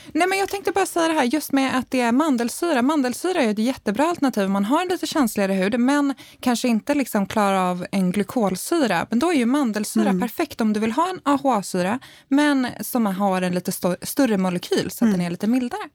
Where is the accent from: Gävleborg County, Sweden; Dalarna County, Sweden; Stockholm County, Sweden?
Stockholm County, Sweden; Värmdö; Värmdö där jag kommer ifrån